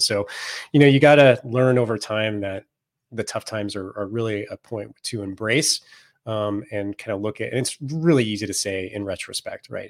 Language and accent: English; Silicon Valley, Northern California, United States; I grew up in the Silicon Valley before it was a Silicon Valley